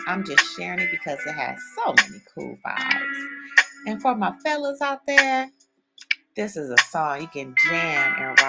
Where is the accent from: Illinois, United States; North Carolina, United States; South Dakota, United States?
Illinois, United States; Chicago; this song reminds me of just growing up in Chicago.